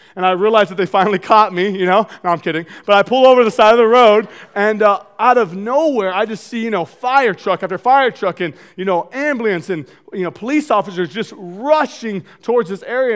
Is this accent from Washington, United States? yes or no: yes; Marysville, Washington, United States; I grew up in North Marysville, two older brothers